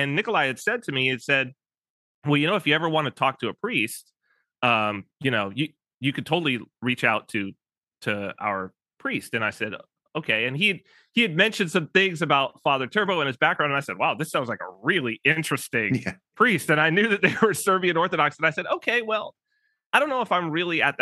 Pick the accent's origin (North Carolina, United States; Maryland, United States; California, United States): California, United States; Southern; we're both from Southern California, which my family is as well